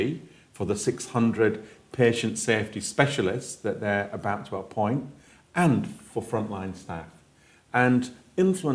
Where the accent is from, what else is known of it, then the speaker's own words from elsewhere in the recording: Yorkshire and the Humber, United Kingdom; I was born in Yorkshire